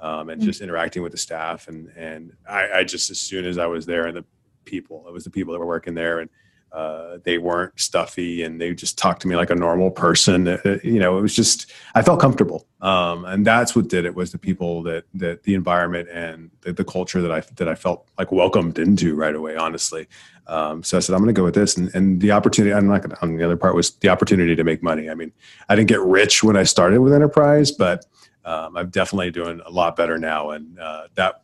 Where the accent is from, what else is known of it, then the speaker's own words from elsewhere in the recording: South Texas, United States; I grew up in South Texas on the border